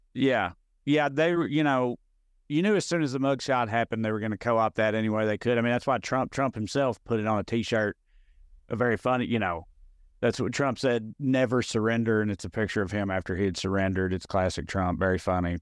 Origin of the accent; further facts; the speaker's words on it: Clay County, Tennessee, United States; moved away as an adult; also born or lived in Knoxville, Tennessee; now in Los Angeles, United States; I'm from Clay County, which is, uh, very, very, very rural.